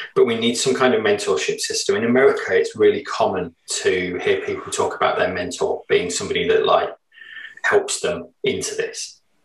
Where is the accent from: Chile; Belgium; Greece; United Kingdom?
United Kingdom; England; we're English